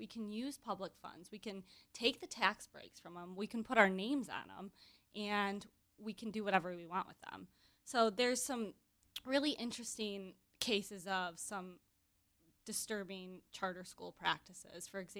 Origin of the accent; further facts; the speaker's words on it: Grand Rapids, Michigan, United States; She's from my hometown of Grand Rapids.